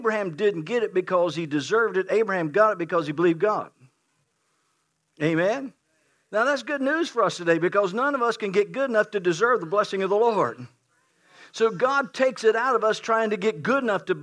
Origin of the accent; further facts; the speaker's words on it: West Virginia, United States; I am from West Virginia